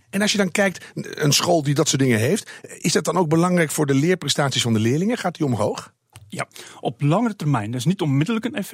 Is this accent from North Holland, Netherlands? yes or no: no; Groningen, Netherlands; Ik kom uit Groningen nu.